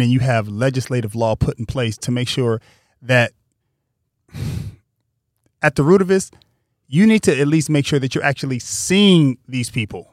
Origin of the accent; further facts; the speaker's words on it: Pasadena, California, United States; growing up in Pasadena, there are friends that I had that went to Poly